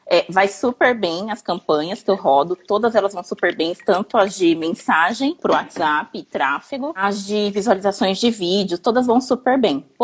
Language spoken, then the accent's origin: Portuguese; Campinas, São Paulo, Brazil; Eu sou de Campinas, São Paulo.